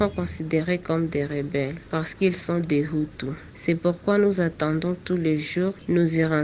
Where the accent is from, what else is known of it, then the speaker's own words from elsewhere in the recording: Goma, North Kivu, DR Congo; Moi, j'ai 22 ans aujourd'hui. Je suis née et j'ai grandi au Congo en tant que réfugié. Mon parent nous rappelle toujours que nous sommes rwandais